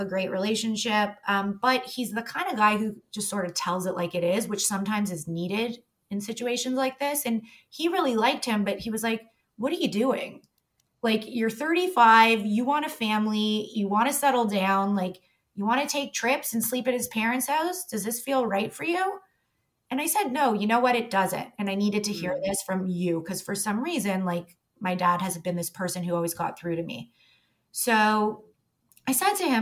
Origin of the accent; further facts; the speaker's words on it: Toronto, Ontario, Canada; I grew up in Toronto